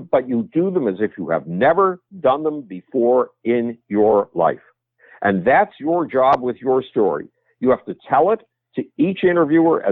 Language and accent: English; Buffalo, New York, United States; moved away; my hometown, Buffalo, New York